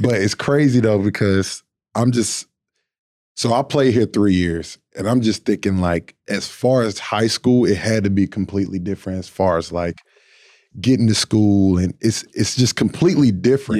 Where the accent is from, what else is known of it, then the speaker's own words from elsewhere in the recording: North Carolina, United States; I'm from North Carolina, we're both from North Carolina